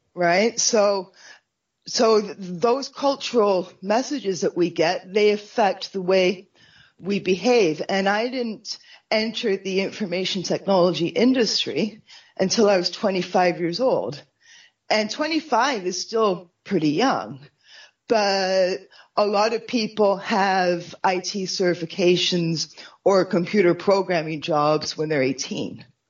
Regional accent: Canada; for me as a Canadian

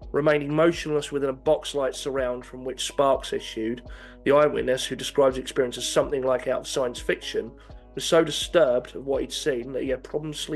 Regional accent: United Kingdom; I was growing up in Hartford

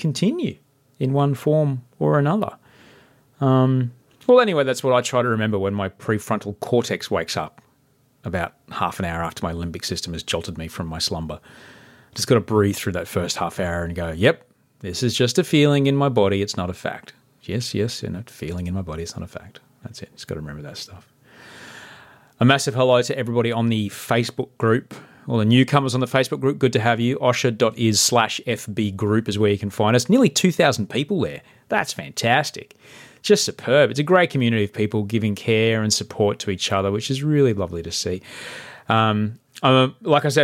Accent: Brisbane, Queensland, Australia; my hometown of Brisbane

